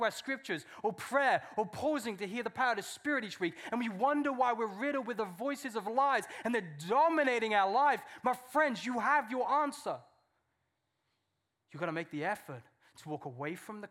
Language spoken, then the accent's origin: English; England, United Kingdom; I'm English.